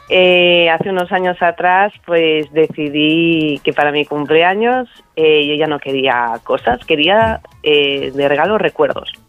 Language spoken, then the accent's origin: Spanish; Barcelona, Catalonia, Spain; soy de Barcelona, ¿no?